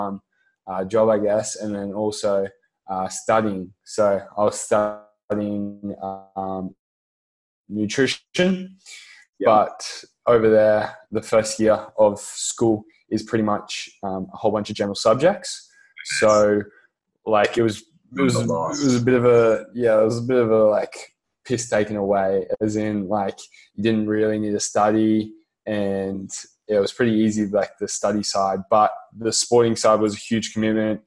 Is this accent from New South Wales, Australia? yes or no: no; Gold Coast, Queensland, Australia; now in Byron Bay, Australia; I'm from the Gold Coast. I currently live in Byron Bay